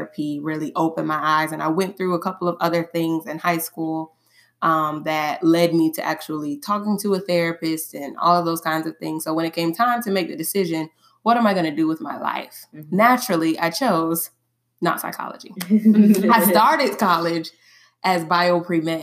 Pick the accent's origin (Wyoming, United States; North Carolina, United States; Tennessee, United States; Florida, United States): Florida, United States; Tallahassee; I was born and raised here in Tallahassee, Florida